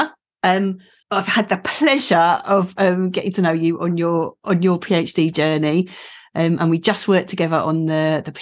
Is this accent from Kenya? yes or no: no; Essex, East of England, United Kingdom; I'm an Essex girl